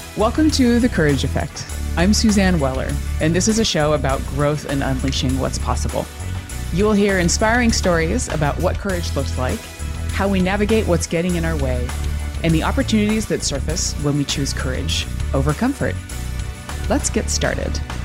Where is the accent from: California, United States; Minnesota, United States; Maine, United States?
California, United States; moved away as an adult; also born or lived in New York; now in Seattle, United States; I grew up in California